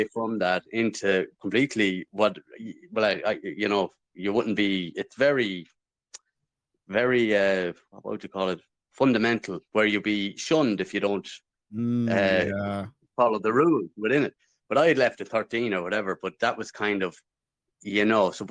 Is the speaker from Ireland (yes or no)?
yes; Midlands, Ireland; Southern Irish. I'm from the Midlands. I grew up pretty well. I was in the town, but we're rural.